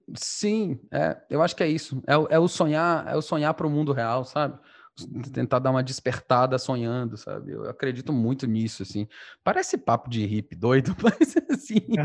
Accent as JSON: {"language": "Portuguese", "region": "Northeast Region", "country": "Brazil", "said": "A gente é um bando de nordestino"}